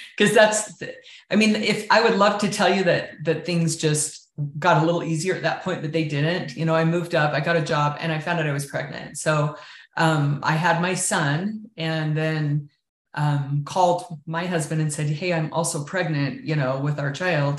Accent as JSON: {"language": "English", "town": "Richfield", "region": "Utah", "country": "United States", "tie": "born or raised there", "said": "I grew up in Richfield in southern Utah, small town out on the outskirts of that town."}